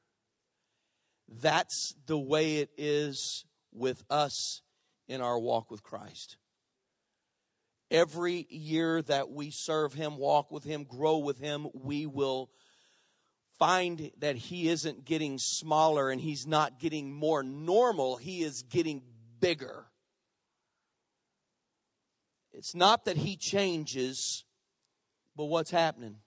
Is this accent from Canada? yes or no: no; United States; we Americans